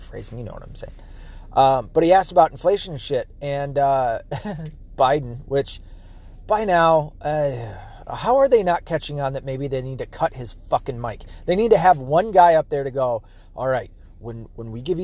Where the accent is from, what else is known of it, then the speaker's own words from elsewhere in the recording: United States; as an American